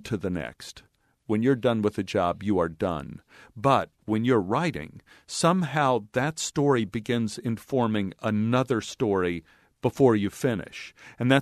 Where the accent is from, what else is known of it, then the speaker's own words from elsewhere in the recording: Texas, United States; I grew up in Texas where a man's grocery cart is sacrosanct